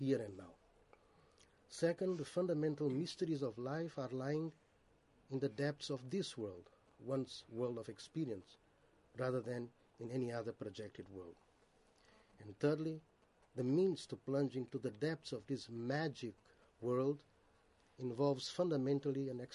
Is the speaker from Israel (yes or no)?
no; Brazil; Though of Indian origin, and particularly of an Hindu Vaishnava background, I grew up in Brazil